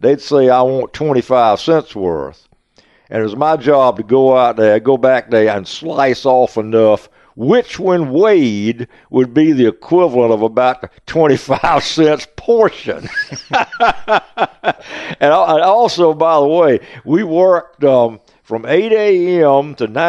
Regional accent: the South, United States; but I'm still a Southerner at heart. I like everything South.

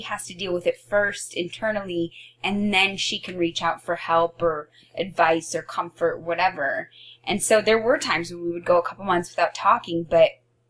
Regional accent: Oregon, United States; I came from Oregon.

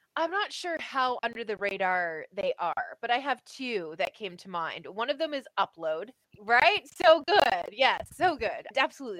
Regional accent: Canada; As a Canadian

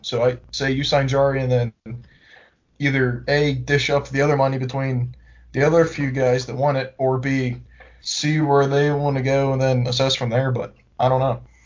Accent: Pittsburgh, Pennsylvania, United States; We are from Pittsburgh, Pennsylvania

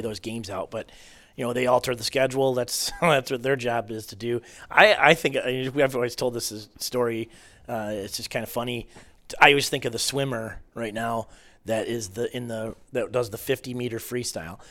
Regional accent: Marysville, United States; growing up in Marysville

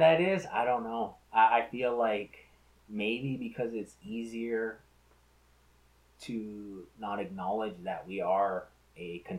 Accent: United States

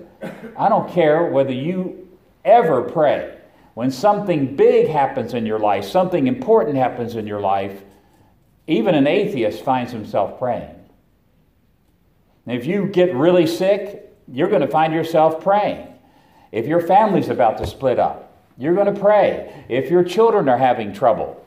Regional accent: Roanoke, Virginia, United States; I come from Roanoke, Virginia

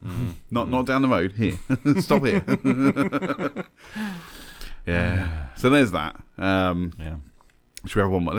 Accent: London, United Kingdom; when I was a kid growing up in London

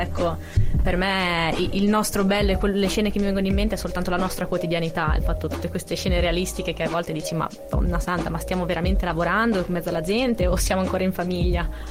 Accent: Cesena, Emilia-Romagna, Italy; moved away; Io che vengo da Cesena sono abituata a uscire, fare due passi in centro, c'è sempre qualcosa eh, io vengo da Cesena

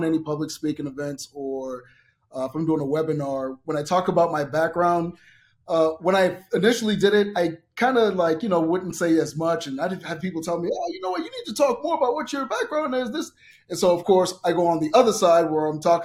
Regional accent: Boston, Massachusetts, United States; also born or lived in Miami, Florida / Sacramento, California; now in Las Vegas, United States; my parents moved to Boston, Massachusetts

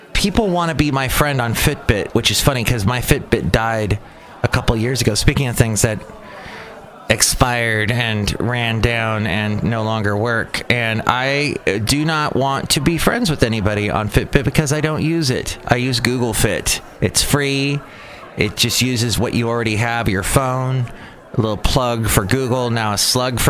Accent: Southern California, United States; now in San Francisco Bay Area, United States; I'm from Southern California originally

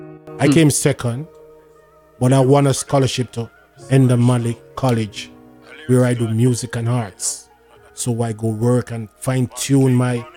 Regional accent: Jamaica; moved away as an adult; now in Canada; So I'm from Jamaica. I'm a legend back home. Now yeah. I migrate to Canada

